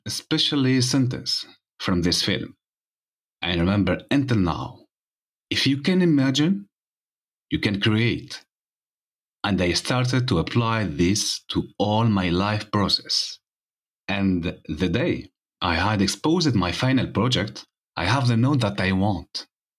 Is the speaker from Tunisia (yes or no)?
yes; Tunisia; I'm from Tunisia